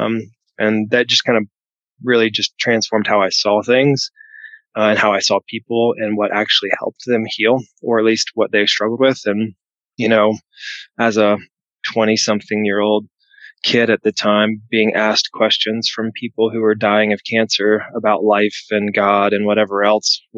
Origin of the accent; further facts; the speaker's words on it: the South, United States; also born or lived in Nashville, Tennessee; I grew up in the South